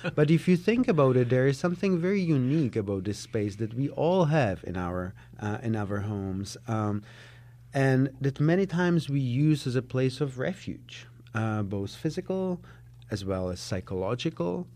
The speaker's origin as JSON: {"language": "English", "region": "Prague", "country": "Czechia", "tie": "born or raised there", "also_born_or_lived": "Israel", "second_language": "English", "moved": "as an adult", "lives_now": "Chicago, United States", "said": "I was born in Prague, in Czechoslovakia, uh, back on the other side of the wall. Um, uh, I grew up there."}